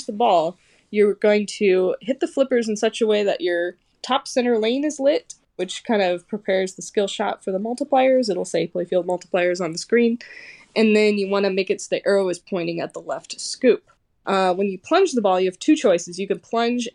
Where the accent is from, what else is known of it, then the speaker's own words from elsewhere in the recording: Kansas City, United States; I'm from Kansas City, and I am a competitive pinball player